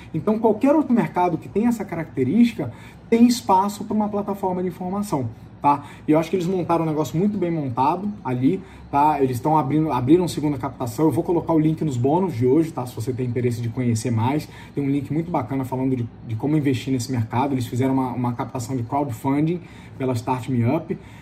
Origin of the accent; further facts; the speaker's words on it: Brazil; nós, como brasileiros